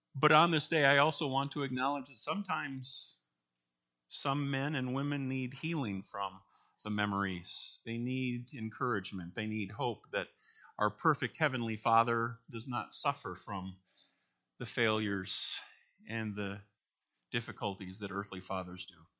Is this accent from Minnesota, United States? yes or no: yes; Minnesota, United States; moved away as an adult; now in Michigan, United States; we grew up in Minnesota, and then in a career in the Army, we moved around